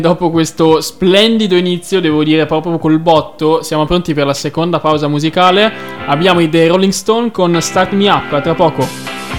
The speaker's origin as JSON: {"language": "Italian", "town": "Valdagno", "region": "Veneto", "country": "Italy", "tie": "born or raised there", "said": "ospedale San Lorenzo di Valdagno, carissimo ospedale che mi ha fatto nascere"}